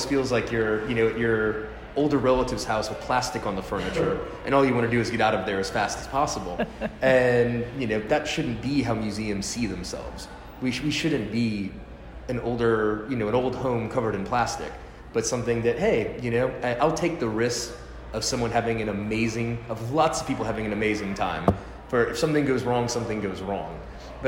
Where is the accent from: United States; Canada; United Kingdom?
United States; New Orleans, Louisiana; I'm from New Orleans